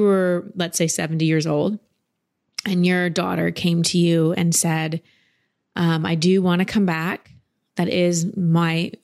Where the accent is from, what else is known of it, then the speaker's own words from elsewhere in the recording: United States; I was raised here in America